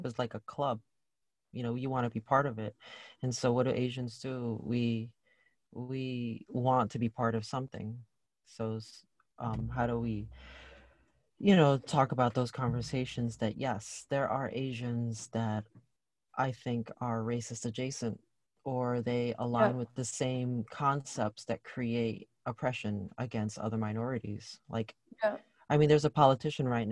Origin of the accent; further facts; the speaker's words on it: Malaysia; I'm Malaysian